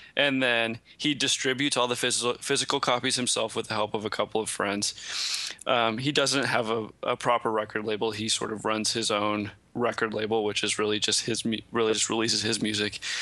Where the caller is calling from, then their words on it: New York, United States; I am calling in from Brooklyn